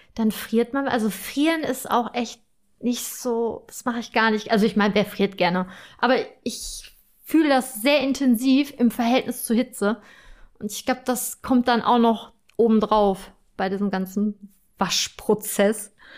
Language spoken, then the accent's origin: German; Germany; bei uns in Deutschland